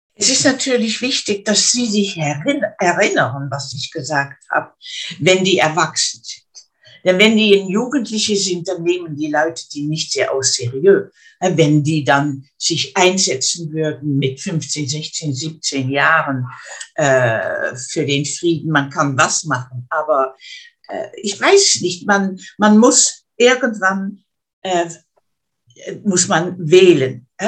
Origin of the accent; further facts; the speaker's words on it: Netherlands; German is a second language; ich bin ja Niederländerin, ne? ich, ab und zu ist es nicht so einfach, um mich in, auf Deutsch richtig äh, auszudrücken